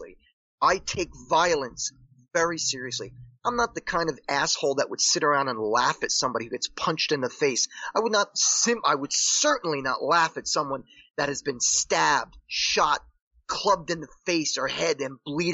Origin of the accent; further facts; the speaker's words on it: Paterson, New Jersey, United States; I grew up in Paterson, New Jersey